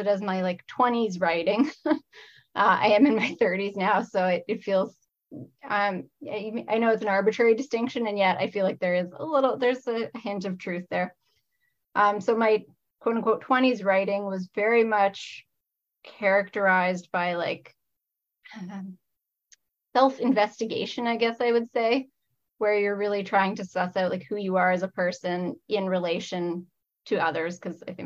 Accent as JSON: {"language": "English", "area": "Niagara Fruit Belt", "region": "Ontario", "country": "Canada", "tie": "born or raised there", "lives_now": "Windsor, Canada", "said": "I grew up in the Niagara Fruit Belt."}